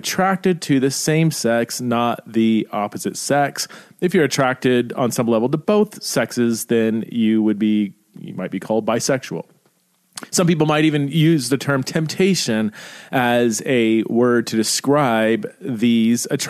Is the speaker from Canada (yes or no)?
no; Idaho, United States; I could say I am an American. I am an Idahoan. I live in Idaho.